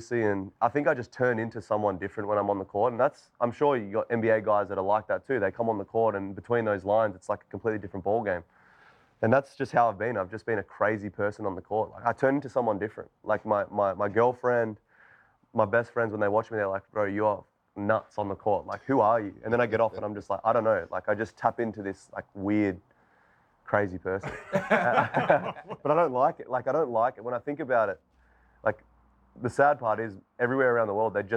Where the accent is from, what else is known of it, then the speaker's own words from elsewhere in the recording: Australia; I grew up in Australia